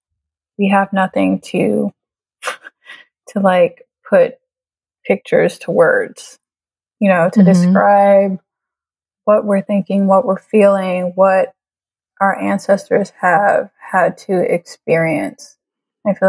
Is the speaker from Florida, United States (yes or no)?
yes; Tampa, Florida, United States; also born or lived in Trinidad; I am originally from Trinidad. I grew up here in the States, in Tampa, Florida.